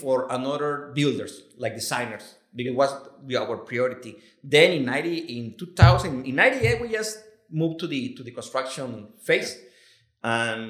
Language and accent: English; Mazatlan, Sinaloa, Mexico; English is a second language; moved away as an adult; now in Los Cabos, Mexico; I am from Mazatlan.